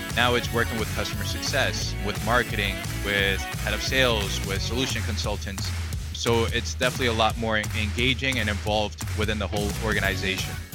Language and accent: English; Stoughton, Massachusetts, United States; born or raised there; first language Spanish; English is a second language; also born or lived in Caracas, Venezuela / Rhode Island